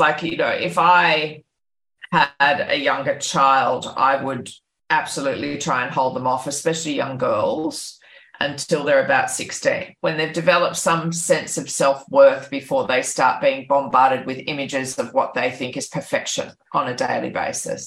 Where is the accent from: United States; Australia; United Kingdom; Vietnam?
Australia; Byron Bay, New South Wales; my hometown of Byron Bay